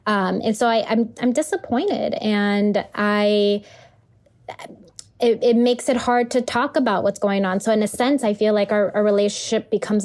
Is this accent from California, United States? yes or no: yes; Los Angeles, California, United States; I'm from Los Angeles, California